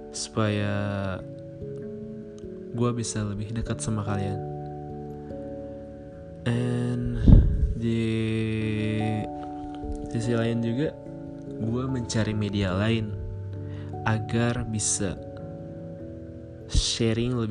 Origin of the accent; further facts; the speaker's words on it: Bandung, West Java, Indonesia; born there; dan tanggal lahir gue Bandung 29 Desember 1995.